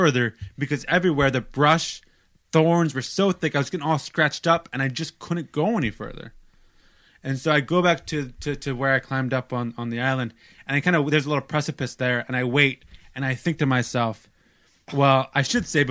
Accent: United States; I'm American

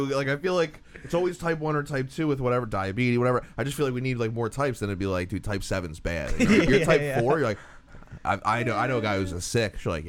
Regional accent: New Jersey, United States; I'm from Jersey

